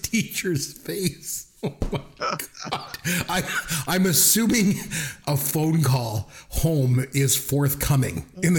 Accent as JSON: {"language": "English", "country": "Canada", "said": "they both take French in school, you know, because we're Canadian"}